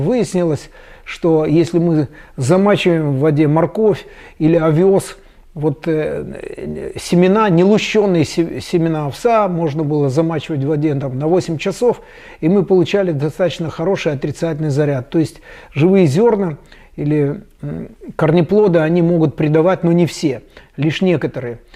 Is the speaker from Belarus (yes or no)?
no; Chișinău, Moldova; у себя в Кишиневе, я из Молдавии